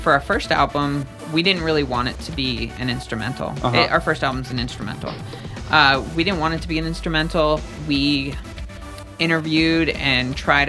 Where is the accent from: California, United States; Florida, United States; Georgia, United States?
Florida, United States; Fort Lauderdale, Miami, South; So growing up in South Florida, Fort Lauderdale, Miami